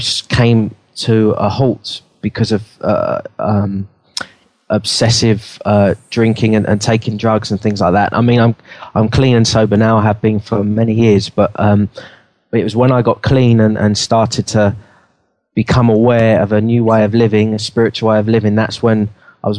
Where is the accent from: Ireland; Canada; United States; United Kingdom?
United Kingdom; London; I grew up in London.